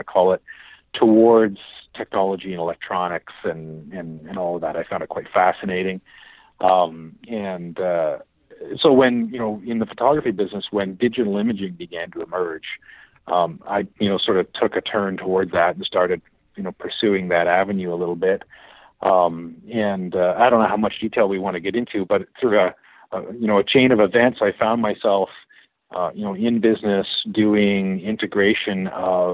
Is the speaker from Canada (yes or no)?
yes; Ottawa, Ontario, Canada; I grew up in Ottawa